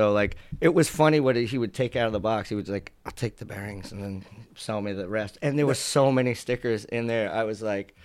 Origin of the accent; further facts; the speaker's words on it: Hicksville, New York, United States; I grew up in Hicksville